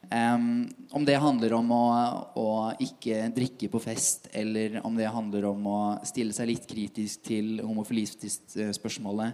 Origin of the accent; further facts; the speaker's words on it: Tønsberg, Vestfold, Norway; now in Oslo, Norway; kommer fra Tønsberg